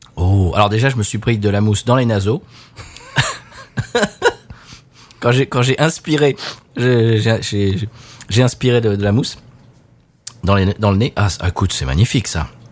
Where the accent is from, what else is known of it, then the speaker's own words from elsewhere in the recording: France; now in United States; On vit aux États-Unis, mais on est français